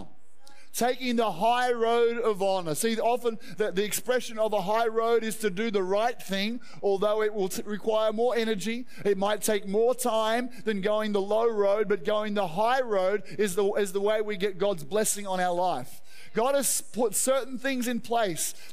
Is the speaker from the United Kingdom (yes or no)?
no; Australia; I love being an Australian.